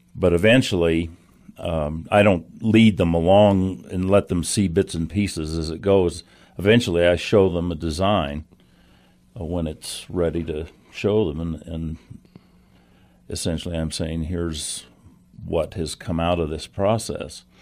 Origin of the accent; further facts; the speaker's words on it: Santa Fe, New Mexico, United States; as a kid growing up in Santa Fe, going to kindergarten up there